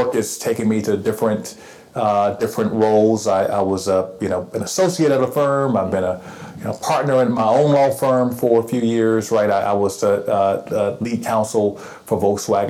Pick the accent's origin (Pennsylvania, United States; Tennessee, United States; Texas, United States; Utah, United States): Tennessee, United States; Chattanooga; also born or lived in Atlanta; So I'm a native of Chattanooga. I'm born and raised here.